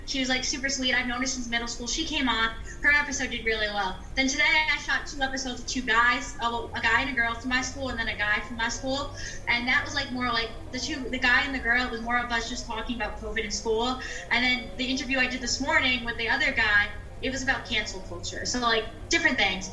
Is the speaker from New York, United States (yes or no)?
yes; New York, United States; I'm from New York